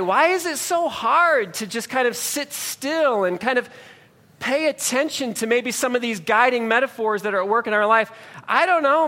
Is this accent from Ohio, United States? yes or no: yes; Ohio, United States; moved away as an adult; now in New Jersey, United States; I'm from Ohio